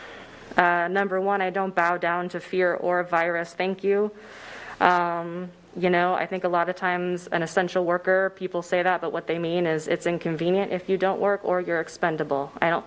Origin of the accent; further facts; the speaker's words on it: Shawnee Mission District, Kansas, United States; I grew up in the Shawnee Mission District